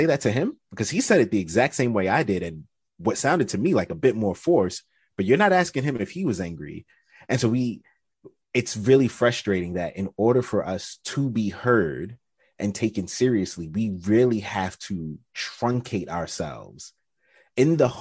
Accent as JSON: {"language": "English", "country": "United States", "said": "I'm from America"}